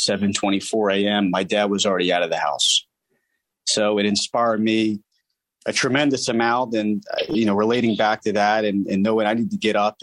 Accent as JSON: {"language": "English", "town": "Newtown Square", "region": "Pennsylvania", "country": "United States", "said": "originally from Newtown Square, Pennsylvania"}